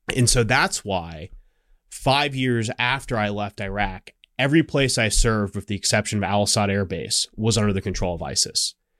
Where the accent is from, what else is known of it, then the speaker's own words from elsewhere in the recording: Scottsdale, Arizona, United States; I grew up in Scottsdale, Arizona, which is a suburb of Phoenix.